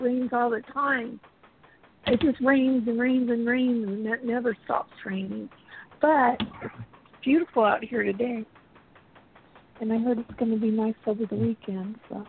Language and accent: English; Valencia, California, United States; moved away as an adult; also born or lived in Burbank, California / Antelope Valley, California / Colorado; now in Pacific Northwest, United States; I grew up in Valencia. Well, from when I was 9. Before that, I lived in Burbank. And then at 9 years old, we moved out to the Valencia, Santa Clarita area.